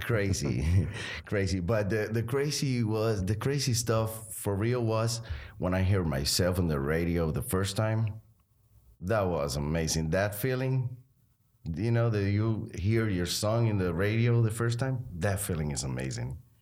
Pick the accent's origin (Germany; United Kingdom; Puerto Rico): Puerto Rico; Arecibo; I grew up there with, um, the family, my three brothers and my mom and dad.